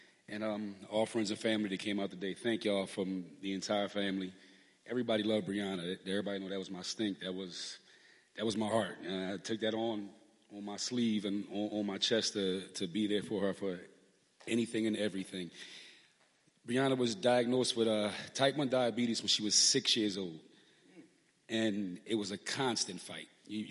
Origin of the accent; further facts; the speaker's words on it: Philadelphia, Pennsylvania, United States; we're from South Philly